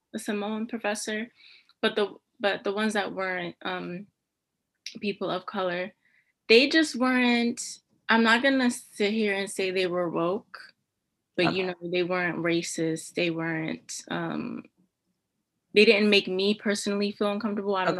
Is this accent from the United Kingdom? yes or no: no; New York City, New York, United States; moved away as an adult; now in Albany, United States; I am from Brooklyn, New York. Um, for undergrad, I went to Wells College and I went to Brooklyn Theater High Brooklyn Theater Arts High School